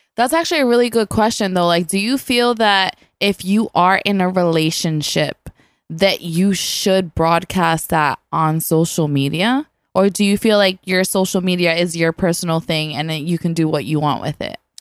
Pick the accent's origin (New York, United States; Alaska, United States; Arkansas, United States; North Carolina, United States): New York, United States; New York City; I'm an island girl that was raising the boogie down